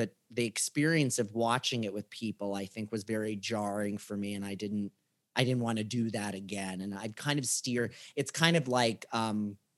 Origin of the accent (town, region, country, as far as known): Warren, Ohio, United States; born or raised there